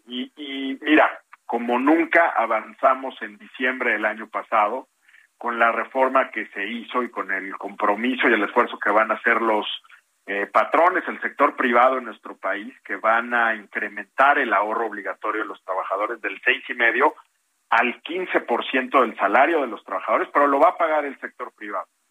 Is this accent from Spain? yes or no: no; Mexico; como Estado mexicano